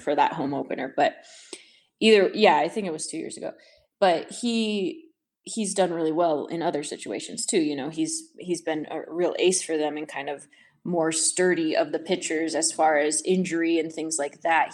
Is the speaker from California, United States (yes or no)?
yes; San Diego, California, United States; I'm from San Diego